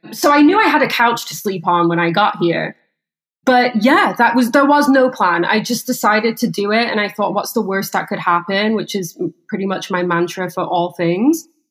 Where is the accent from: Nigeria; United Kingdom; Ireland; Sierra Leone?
United Kingdom; England; moved away as an adult; also born or lived in Scottsdale, Arizona, United States; now in Los Angeles, United States; I was raised in a pretty small town in England